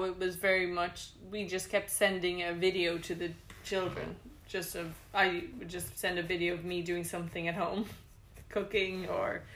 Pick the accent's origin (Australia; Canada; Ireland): Ireland; moved away as an adult; now in Bangkok, Thailand; I'm Irish, and I've been living in Bangkok for 6 years.